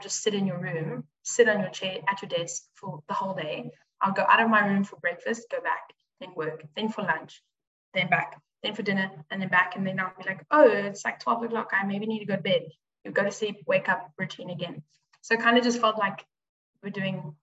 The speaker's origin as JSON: {"language": "English", "town": "Midrand", "region": "Gauteng", "country": "South Africa", "moved": "as an adult", "lives_now": "Stellenbosch, South Africa", "said": "I'm from Joburg, Midrand, Gauteng. And so I'm obviously studying in Stellenbosch."}